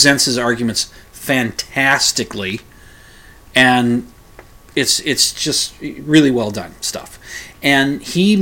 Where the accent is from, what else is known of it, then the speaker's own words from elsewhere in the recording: United States; I'm an American